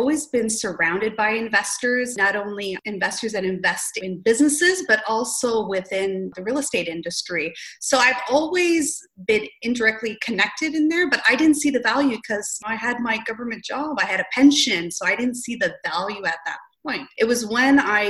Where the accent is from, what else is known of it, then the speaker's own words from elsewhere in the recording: St. Catharines, Ontario, Canada; also born or lived in Greater Toronto Area; born and raised in St. Catharines, I know St. Catharines the back of my hand